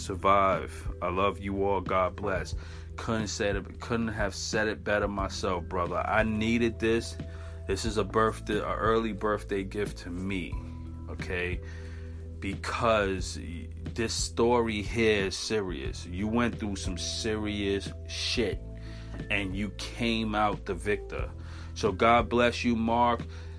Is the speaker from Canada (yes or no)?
yes; Regina, Saskatchewan, Canada; born there; I am an indigenous woman and a single mother of two beautiful children. I was born in Regina, Saskatchewan.